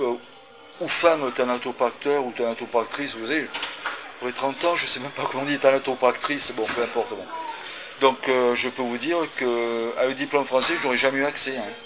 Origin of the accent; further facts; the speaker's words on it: France; je suis né en France.